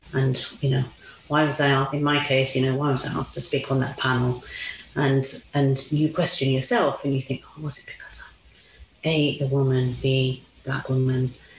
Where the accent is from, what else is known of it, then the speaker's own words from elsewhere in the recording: Italy; moved away as an adult; also born or lived in Mauritius; now in United Kingdom; I grew up in Italy, lived in Italy till I was nineteen.